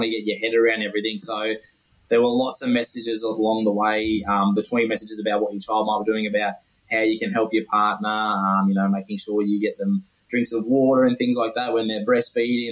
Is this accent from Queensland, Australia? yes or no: no; Dubbo, New South Wales, Australia; I'm from Dubbo, which is rural out in the central west